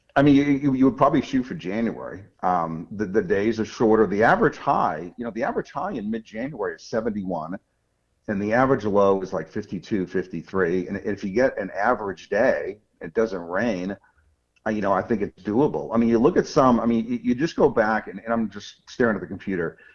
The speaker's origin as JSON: {"language": "English", "area": "outside of Boston", "region": "Massachusetts", "country": "United States", "tie": "born or raised there", "said": "I grew up outside of Boston"}